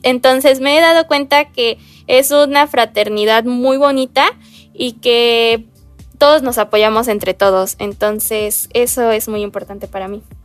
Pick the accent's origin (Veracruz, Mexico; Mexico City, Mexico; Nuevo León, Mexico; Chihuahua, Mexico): Veracruz, Mexico; yo tengo 18 años y yo soy de México, especialmente del estado de Veracruz.